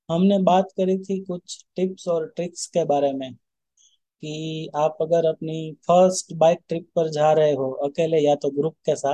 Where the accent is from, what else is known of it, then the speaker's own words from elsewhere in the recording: Rajkot, Gujarat, India; तो मैं जिस दिन निकला था मेरे होम टाउन से राजकोट से तो उसी दिन एक थोड़ी सी मेरे से गलती हो गई थी